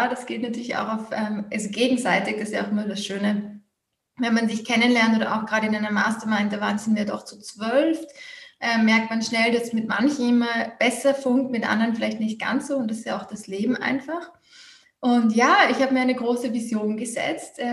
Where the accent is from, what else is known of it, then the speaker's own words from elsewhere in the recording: Vienna, Austria; Also ich bin aus Wien Österreich